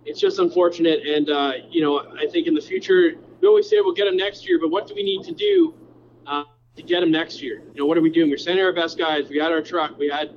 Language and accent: English; Canada; I'm Canadian